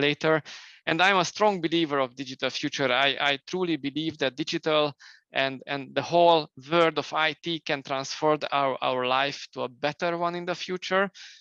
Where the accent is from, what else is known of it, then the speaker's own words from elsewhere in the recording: Romania; now in Hungary; I was born in Romania initially, then I moved later to Hungary.